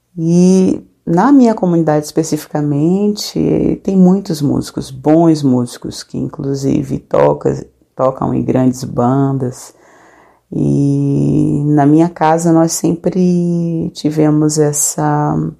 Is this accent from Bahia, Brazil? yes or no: yes; Salvador, Bahia, Brazil; Eu nasci na Ilha Amarela, comunidade que faz parte do bairro de Plataforma, no subúrbio ferroviário de Salvador.